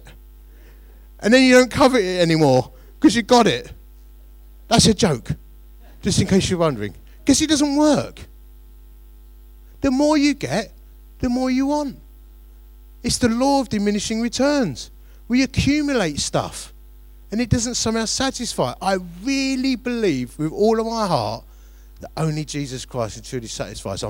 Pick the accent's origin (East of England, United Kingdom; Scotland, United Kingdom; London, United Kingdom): London, United Kingdom; Romford; growing up in Romford